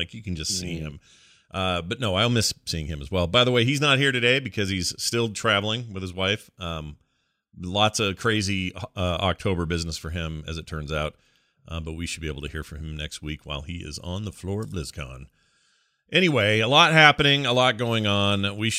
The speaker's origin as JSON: {"language": "English", "town": "Salt Lake City", "region": "Utah", "country": "United States", "tie": "born or raised there", "said": "I can tell you growing up here where I grew up in Salt Lake City, it has always been a huge deal."}